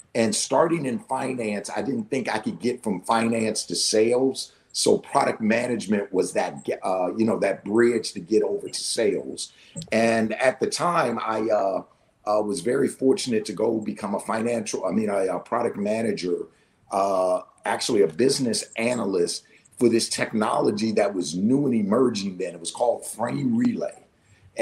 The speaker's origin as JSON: {"language": "English", "town": "Washington", "region": "District of Columbia", "country": "United States", "tie": "born or raised there", "also_born_or_lived": "Pittsburgh / New Jersey", "moved": "as an adult", "said": "went to D.C. for the summer where I grew up"}